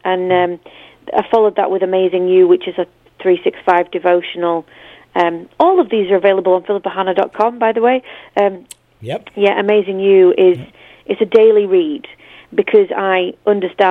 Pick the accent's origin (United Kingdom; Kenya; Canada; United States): United Kingdom; I'm too British